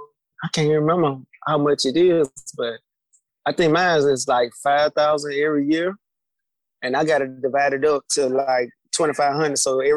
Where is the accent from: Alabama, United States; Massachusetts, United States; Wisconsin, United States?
Alabama, United States; Jackson; I'm from Jackson, man. Hey, born and raised.